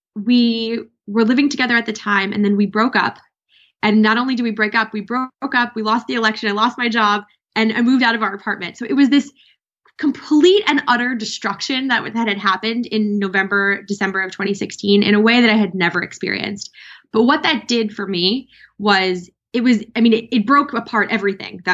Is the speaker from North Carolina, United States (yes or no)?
no; New York, United States; I'm from New York